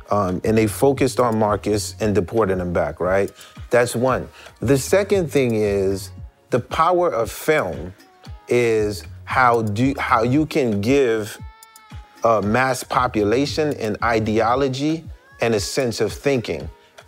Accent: Haiti; moved away; When I came from Haiti, I used to watch Family Feud, literally one of our favorite shows still to today on the planet.

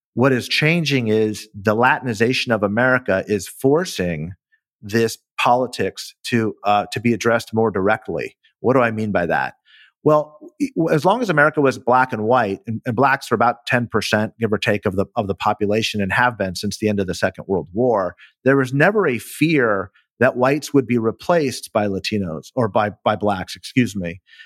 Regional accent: California, United States; as a Californian who saw this play out real, in real time during the nineteen nineties

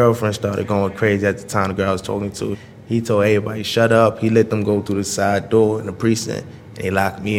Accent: Brooklyn, New York, United States; Brooklyn. Well, it make you a hustler. I remember I used to sell waters on the corner at 9 years old.

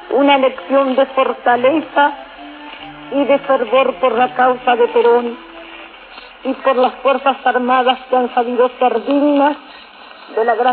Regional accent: Argentina; mi corazón de mujer argentina y cronista

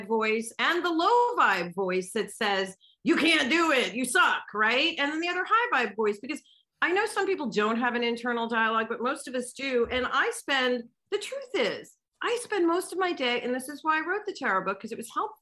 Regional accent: United States; I'm American

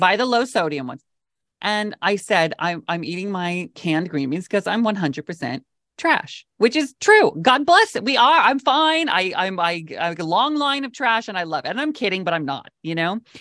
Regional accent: Mount Vernon, Washington, United States; moved away as an adult; also born or lived in Los Angeles / Palm Springs; now in New York, United States; I grew up in Washington State, right under, like, Bellingham, a little town called Mount Vernon

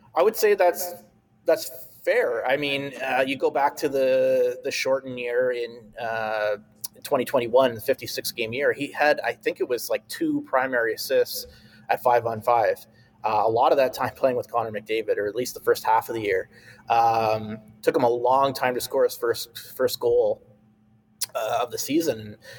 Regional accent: Canada

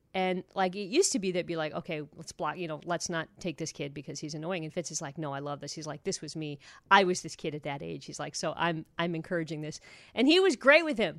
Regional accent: Toledo, Ohio, United States; moved away; also born or lived in Seattle; I grew up in Toledo, Ohio

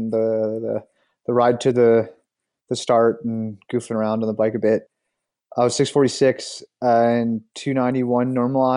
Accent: Canada; us being three Canadians

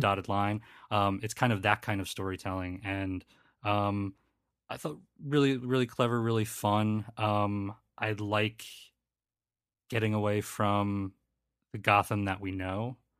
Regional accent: Philadelphia, Pennsylvania, United States; accent: Philly; my Philly accent

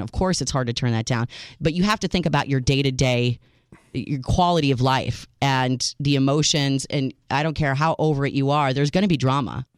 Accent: United States; I'm your American realist

